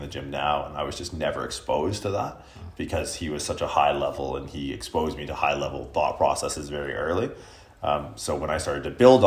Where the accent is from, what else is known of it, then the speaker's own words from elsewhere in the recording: Canada; being Canadian